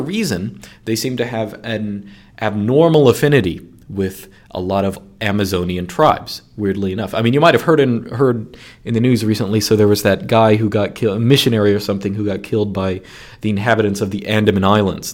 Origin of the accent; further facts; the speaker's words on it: United States; my bias as an American